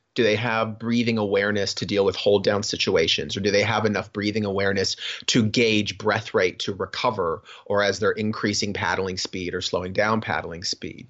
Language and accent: English; Florida, United States; also born or lived in Cocoa Beach, Florida / Sarasota, Florida / Gainesville, Florida; growing up in Florida, like, I was always coastal